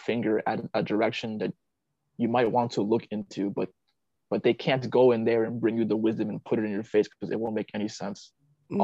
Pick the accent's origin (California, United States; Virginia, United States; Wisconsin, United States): Virginia, United States; also born or lived in Vietnam; Here in my hometown in Virginia